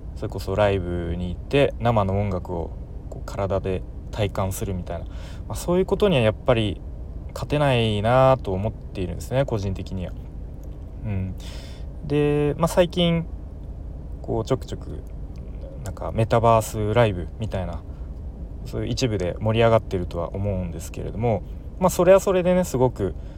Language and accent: Japanese; Tokyo, Japan; moved away; もともと僕、かん、 関東で、あの、東京出身